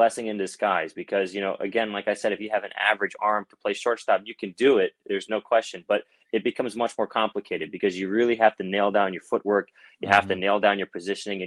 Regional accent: Baltimore, Maryland, United States; also born or lived in London, England / Philadelphia, Pennsylvania; I was actually born in London, England, and we lived there for a couple of years, and then we moved to Philly, and now I live in right outside Baltimore, Maryland, and I've been here since about fifth grade, and I consider this my hometown

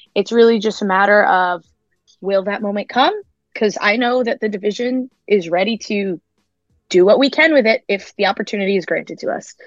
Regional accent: Long Island, New York, United States; where I'm from, I'll tell them Long Island straight up

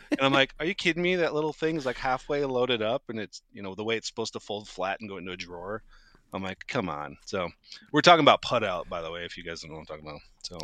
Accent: Moscow, Idaho, United States; growing up in Moscow

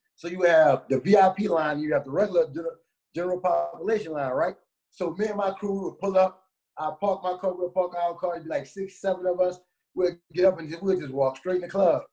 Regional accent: New Orleans, Louisiana, United States; moved away; I grew up in the hood, man. I'm from New Orleans

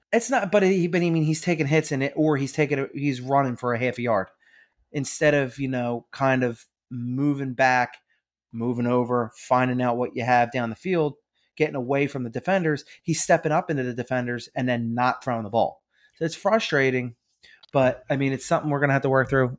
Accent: Philadelphia, Pennsylvania, United States; We're from Philadelphia

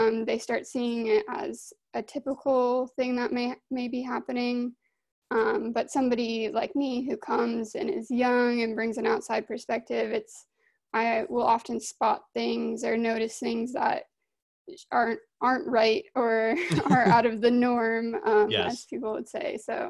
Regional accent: Monument, Colorado, United States; moved away as an adult; also born or lived in Arizona; Originally, I'm from Colorado.

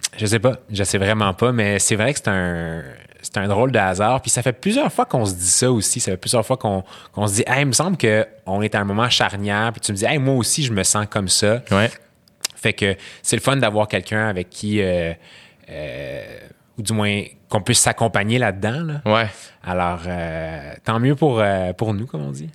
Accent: Quebec, Canada; first language Arabic; French is a second language; mes deux parents sont syriens, je suis né au Québec. Euh, j'ai grandi, comme tu as dit, dans des, dans, des, dans des quartiers multiculturels. Ma langue maternelle, c'est l'arabe.

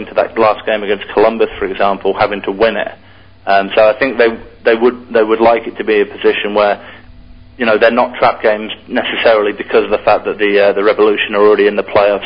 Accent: England, United Kingdom; moved away as an adult; now in United States; when I was growing up in England

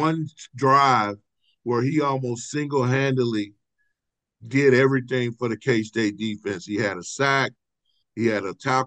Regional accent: St. Louis, Missouri, United States; moved away; growing up in St. Louis

